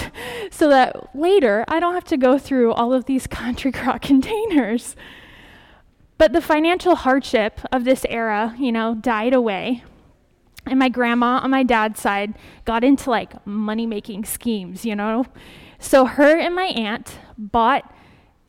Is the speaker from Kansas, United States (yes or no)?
yes; Kansas, United States; moved away; the flour mill back in my hometown in Kansas